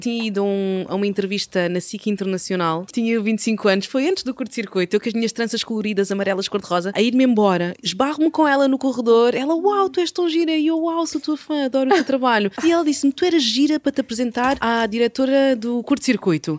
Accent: Cabinda, Angola; moved away; a cidade onde eu nasci, algo assim. Uhum. em Cabinda.

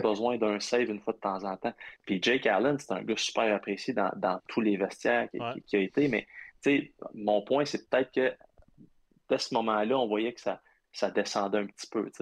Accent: Abitibi, Quebec, Canada; also born or lived in Ottawa; je viens de l'Abitibi

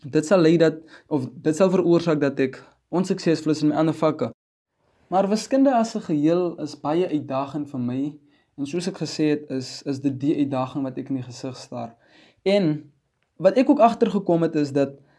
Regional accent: Wegdraai community, 100 km outside Upington, Northern Cape, South Africa; ek is van Wegdrye Gemeenskap 100 km buite Appington

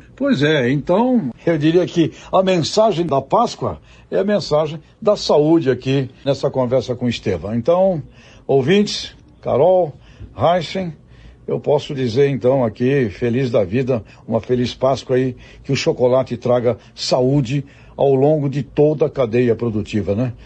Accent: Brazil; nossa aqui como brasileiros

